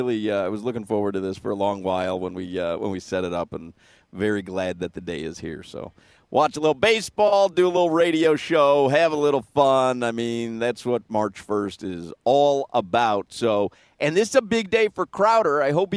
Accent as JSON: {"language": "English", "town": "Chicago", "region": "Illinois", "country": "United States", "tie": "born or raised there", "said": "It meant a little more when I was growing up in Chicago."}